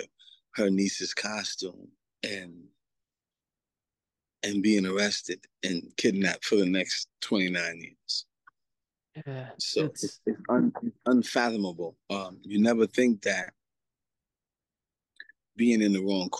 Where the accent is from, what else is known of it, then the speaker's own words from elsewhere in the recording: New York City, New York, United States; also born or lived in Antigua; Growing up in New York City. Coming of age in Queens, New York in 1983, 84